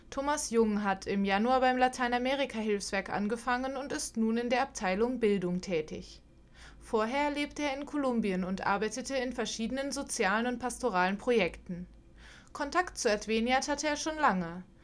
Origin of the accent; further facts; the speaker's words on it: São Paulo, Brazil; Ich komme aus São Paulo, Brasil und ich bin hier in Europa schon seit eineinhalb Monaten.